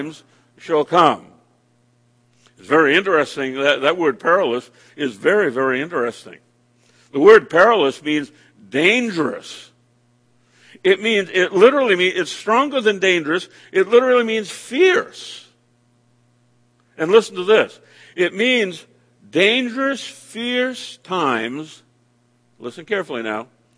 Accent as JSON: {"language": "English", "region": "Maine", "country": "United States", "tie": "born or raised there", "said": "my home state of the state of Maine"}